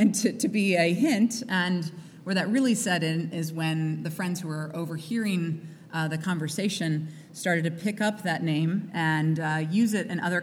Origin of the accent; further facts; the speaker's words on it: Midwest, United States; I grew up in the Midwest